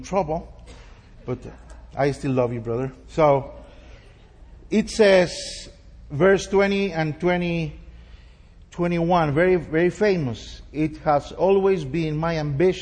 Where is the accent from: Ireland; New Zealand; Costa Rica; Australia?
Costa Rica; San José; first language Spanish; English is a second language; moved away as an adult; also born or lived in Idaho; now in Amman, Jordan; We are from San Jose, Costa Rica